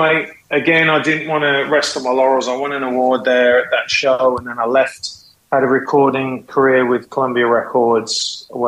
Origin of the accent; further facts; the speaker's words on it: West Midlands, United Kingdom; moved away as an adult; also born or lived in California; now in United States; I was raised in the UK. I would say I was raised in Mordor